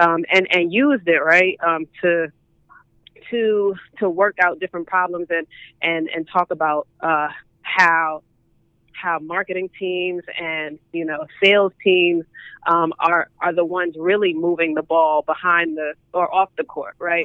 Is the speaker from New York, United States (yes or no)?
yes; New York City, New York, United States; I'm from Brooklyn